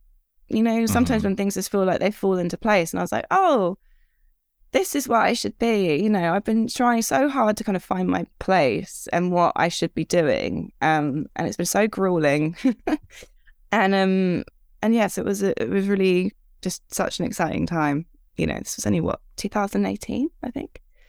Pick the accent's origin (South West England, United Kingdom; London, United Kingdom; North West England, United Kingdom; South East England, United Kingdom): South East England, United Kingdom; Redhill; from Red Hill